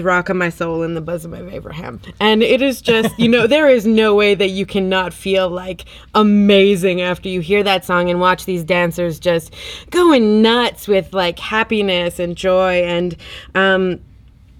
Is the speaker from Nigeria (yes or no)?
no; the Prairies, Canada; as a couple of, you know, white kids growing up on the prairies.